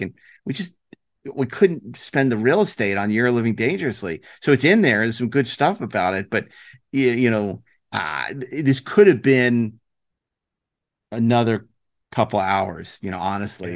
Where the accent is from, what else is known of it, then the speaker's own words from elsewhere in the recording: New York City, New York, United States; I'm from New York